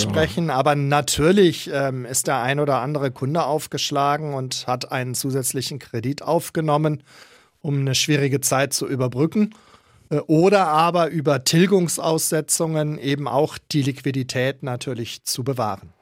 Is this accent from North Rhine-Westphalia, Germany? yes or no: yes; Münster, North Rhine-Westphalia, Germany; now in Nuremberg, Germany; Ich fühle mich nicht als Preuße, sondern als in Münster gebürtiger Westfale.